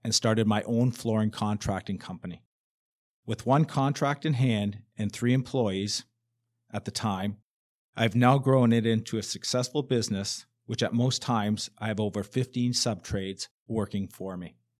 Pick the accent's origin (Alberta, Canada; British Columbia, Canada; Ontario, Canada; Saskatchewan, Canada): Ontario, Canada; Hamilton; I was born and raised in Hamilton